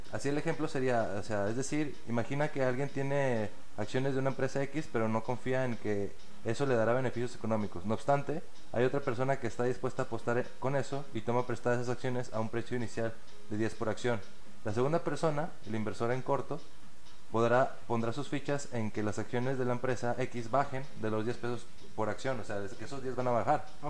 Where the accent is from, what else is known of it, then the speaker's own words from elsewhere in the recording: Mexico; nosotros como mexicanos